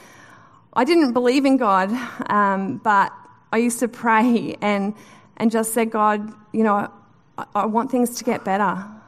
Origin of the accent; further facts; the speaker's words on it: Newcastle, North East England, United Kingdom; So I grew up in Newcastle, which is a beautiful part of the world.